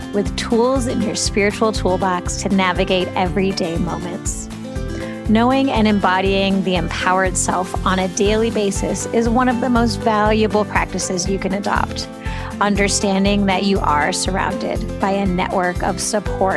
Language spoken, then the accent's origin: English; Massachusetts, United States; moved away as an adult; also born or lived in Washington, D.C.; I was born in Massachusetts.